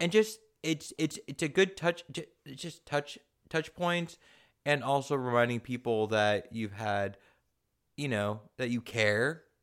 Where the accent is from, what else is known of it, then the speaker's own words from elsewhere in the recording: San Diego, California, United States; I grew up in San Diego